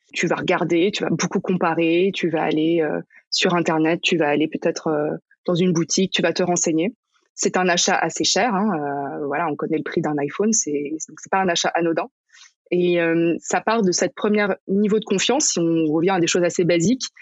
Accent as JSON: {"language": "French", "area": "Paris region, near Versailles", "region": "Île-de-France", "country": "France", "tie": "born or raised there", "said": "j'ai grandi en région parisienne, à côté de Versailles."}